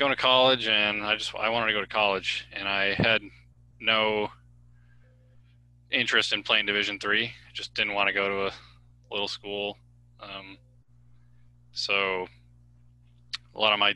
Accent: Minnesota, United States; moved away as an adult; also born or lived in Washington / Finland; I grew up in Minnesota

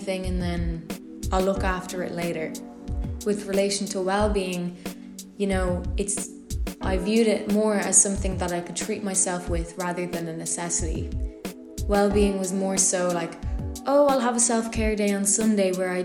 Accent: County Louth, Ireland; I'm from Ireland. More specifically, I'm from Join Áine in County Louth, which is around 40 minutes away from Dublin

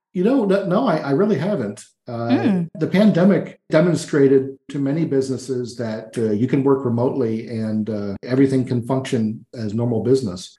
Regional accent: New York, United States; moved away as an adult; now in Florianopolis, Brazil; I grew up in New York State and had never visited New York City

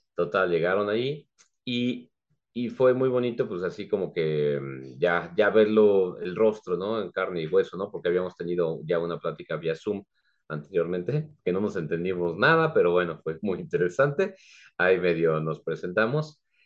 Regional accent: Mexico City, Mexico; moved away as an adult; now in San Juan del Río, Mexico; Yo soy originario de la Ciudad de México y ya aquí junto con mi esposa ya radicamos ahora en San Juan del Río, Querétaro, desde hace ya 18 años

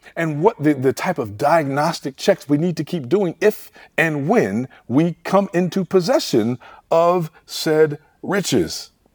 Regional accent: Detroit, Michigan, United States; I grew up in Detroit, Michigan

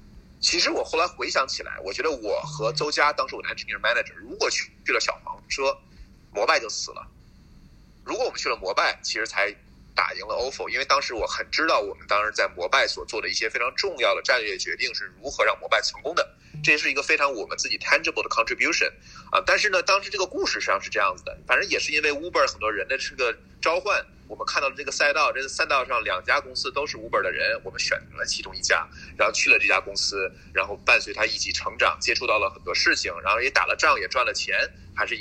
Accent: China; moved away as an adult; also born or lived in United States; 作为一个中国人，对吧？在在美国

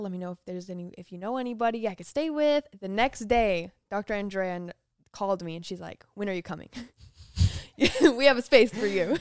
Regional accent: Las Vegas, Nevada, United States; also born or lived in Utah / Florida; I grew up in Las Vegas. I was born in Utah, in a very, very tiny little city

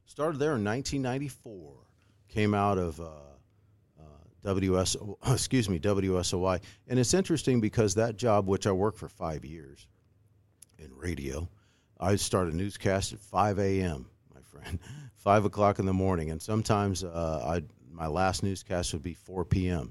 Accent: Decatur, Illinois, United States; I'm a Saint Teresa grad, right? I never thought I'd be on the news in W A N D in my hometown

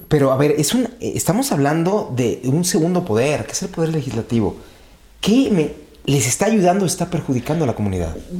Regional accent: Mexico; yo lo digo como mexicano

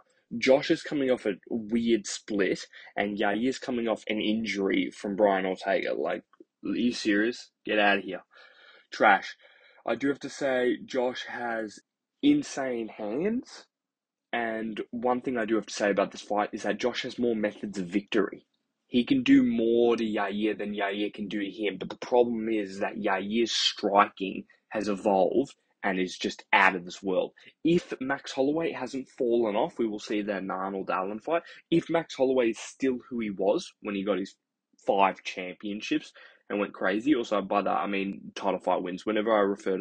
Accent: Australia; I'm Australian

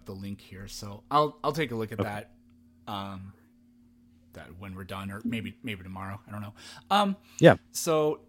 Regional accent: Midwest, United States; I'm from the Midwest originally, so.

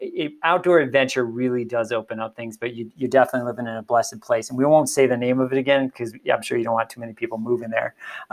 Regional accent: Illinois, United States; now in Colorado, United States; when I grew up in Illinois, it was my backyard.

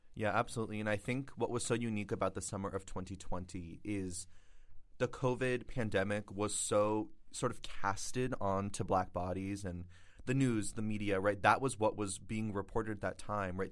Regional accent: Florida, United States; moved away; I'm from Florida

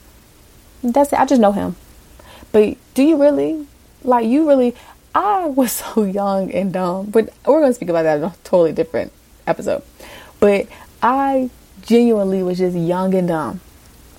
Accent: Virginia, United States; moved away as an adult; also born or lived in California; I was moving back home to Virginia.

